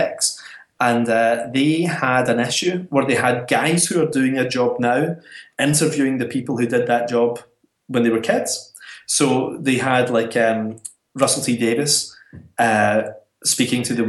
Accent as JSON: {"language": "English", "region": "Scotland", "country": "United Kingdom", "said": "being Scottish"}